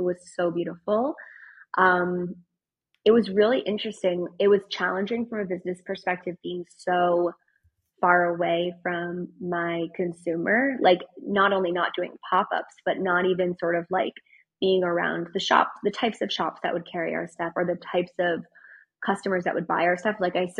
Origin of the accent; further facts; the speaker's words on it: France; born there; my parents lived in France. I was born in France